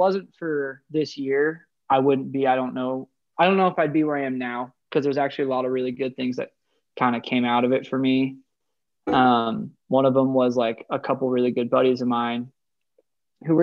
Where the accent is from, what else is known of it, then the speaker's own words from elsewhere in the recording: Idaho, United States; I'm just from the Rockies. So I'm from the Great White North, basically all the way up here in Idaho.